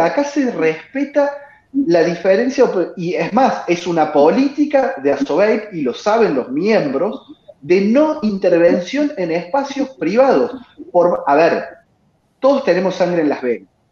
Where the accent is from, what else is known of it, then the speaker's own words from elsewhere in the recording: Córdoba, Argentina; En Córdoba, y como cordobés que soy